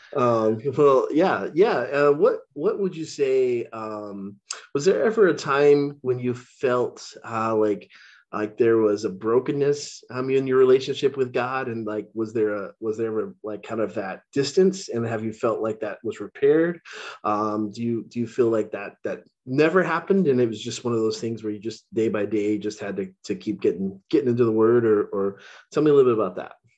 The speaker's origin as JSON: {"language": "English", "region": "Texas", "country": "United States", "tie": "born or raised there", "also_born_or_lived": "Illinois", "moved": "yes", "said": "I grew up in Texas"}